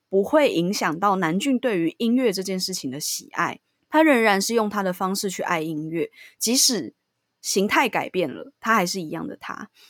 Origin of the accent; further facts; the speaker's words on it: Taipei, Taiwan; 我当初单纯就是因为我就是在这附近长大的